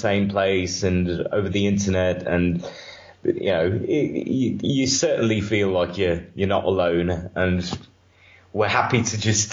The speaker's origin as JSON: {"language": "English", "country": "Romania", "said": "I'm from Romania"}